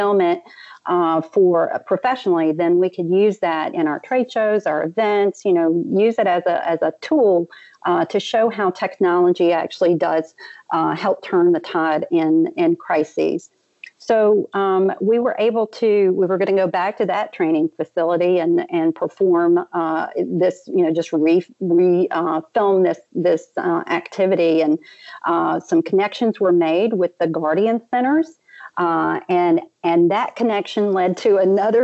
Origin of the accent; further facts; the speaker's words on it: New Orleans, Louisiana, United States; I'm from the New Orleans area